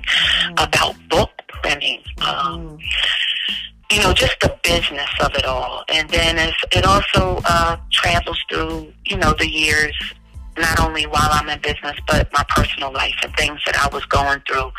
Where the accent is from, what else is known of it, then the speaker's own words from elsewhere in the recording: Philadelphia, Pennsylvania, United States; I'm from West Philly